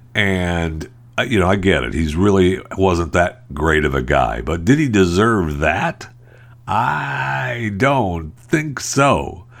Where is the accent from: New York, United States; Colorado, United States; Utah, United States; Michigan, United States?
Michigan, United States; I was raised in Michigan.